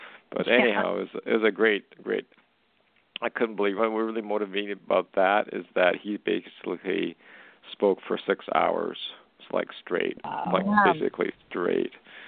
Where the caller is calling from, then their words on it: Canada; I'm calling from Canada.